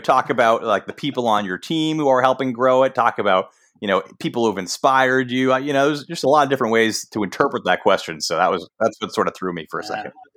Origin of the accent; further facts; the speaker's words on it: Boston, Massachusetts, United States; I grew up in Boston, which is like the sports talk radio capital uh, of the country.